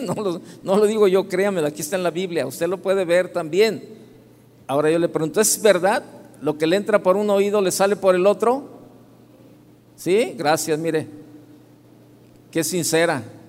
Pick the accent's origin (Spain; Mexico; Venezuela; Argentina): Mexico; Guadalajara, Jalisco; Soy de aquí de Guadalajara